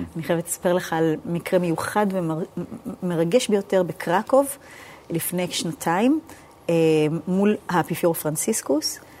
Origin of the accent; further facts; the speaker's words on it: New York, United States; moved away; בבית ספר דתי בארצות הברית, סלנטה, עקיבא ריברדל